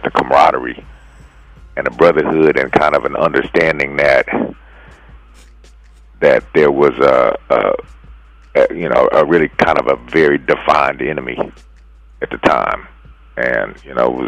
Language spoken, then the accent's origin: English; San Francisco, California, United States; born and raised in San Francisco